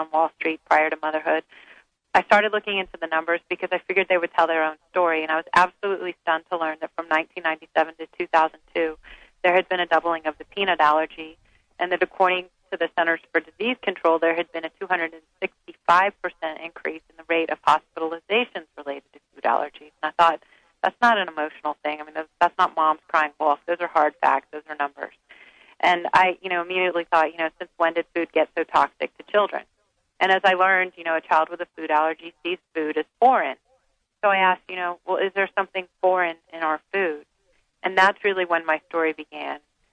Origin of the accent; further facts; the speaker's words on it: the South, United States; I was raised on Twinkies and Po' Boys in the South